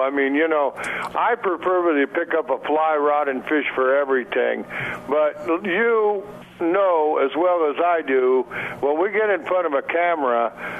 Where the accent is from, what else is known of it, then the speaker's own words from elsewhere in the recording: Montana, United States; I grew up that way in Montana